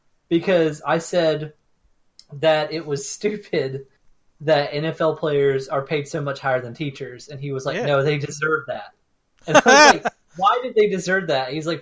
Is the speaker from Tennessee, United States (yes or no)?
no; Florida, United States; What is it about growing up in Florida?